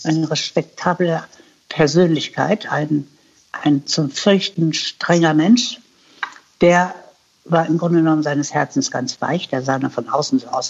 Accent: Hanover, Lower Saxony, Germany; moved away as an adult; also born or lived in United States / New Zealand / Philippines / Black Forest; ich komme nicht aus Hamburg, ich komme aus Hannover

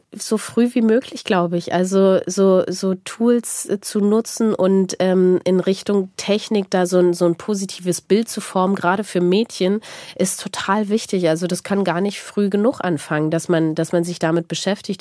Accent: East Germany, Germany; ich komme aus Ostdeutschland.

